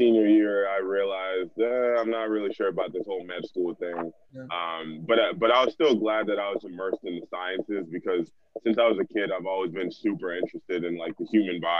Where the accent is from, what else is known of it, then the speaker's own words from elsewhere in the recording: Broward County, South Florida, United States; also born or lived in New England; I grew up here down in South Florida, Broward County specifically